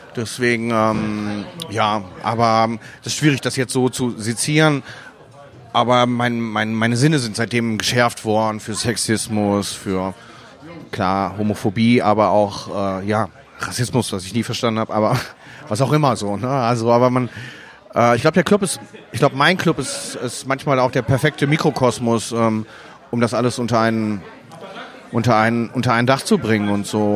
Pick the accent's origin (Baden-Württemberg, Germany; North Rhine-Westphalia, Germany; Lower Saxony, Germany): North Rhine-Westphalia, Germany; Essen; also born or lived in Wuhan, China / Miami, United States; now in Mülheim an der Ruhr, Germany; erste Grundschulklasse gemacht und zur zweiten bin ich dann nach Essen gekommen.